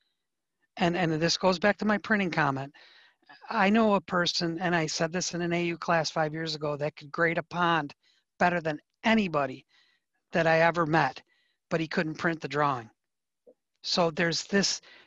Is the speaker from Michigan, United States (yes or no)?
yes; Detroit, Michigan, United States; I'm from Detroit